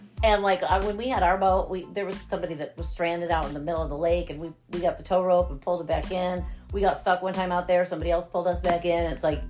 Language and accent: English; New York, United States; moved away; I'm a New Yorker.